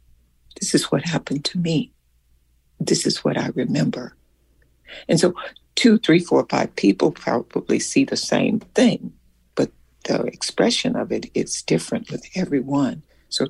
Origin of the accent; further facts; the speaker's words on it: Selma, Alabama, United States; because there was something that had happened in my hometown where I lived in Selma, Alabama.